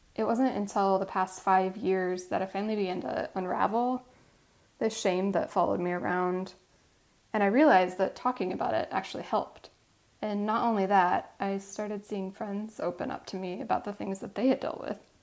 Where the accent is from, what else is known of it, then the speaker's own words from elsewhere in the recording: Midwest, United States; growing up in the Midwest